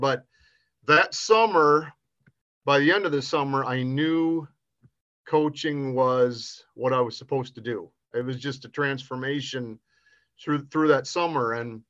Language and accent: English; Westby, Wisconsin, United States; I grew up in a small town called Westby, which is southeast of La Crosse, about 25 miles or so. And my father was the city work supervisor, and my mother was the junior high librarian.